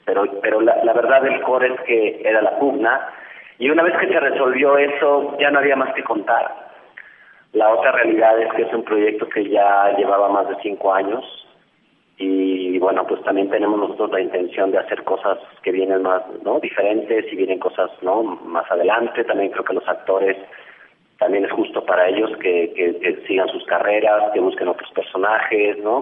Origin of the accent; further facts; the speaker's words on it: Mexico; siendo un director mexicano en los Estados Unidos